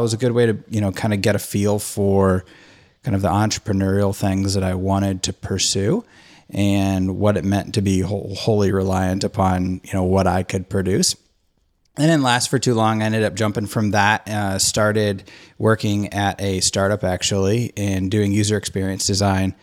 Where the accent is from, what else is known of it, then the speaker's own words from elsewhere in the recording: Nashville, Tennessee, United States; I'm from the Nashville area